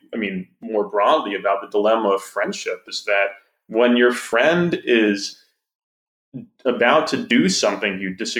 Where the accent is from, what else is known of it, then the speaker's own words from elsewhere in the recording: Wisconsin, United States; It's just there, and I'm from Wisconsin.